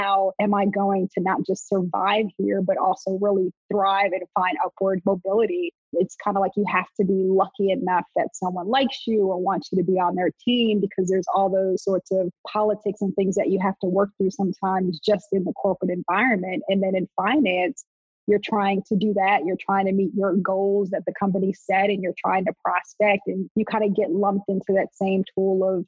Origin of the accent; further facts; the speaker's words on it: Montclair, New Jersey, United States; also born or lived in North Carolina; I grew up in Montclair, New Jersey